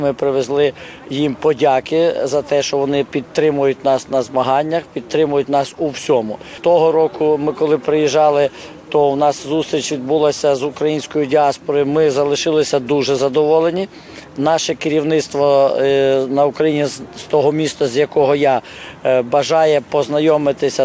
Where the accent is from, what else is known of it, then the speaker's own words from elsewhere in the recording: Ukraine; ми з України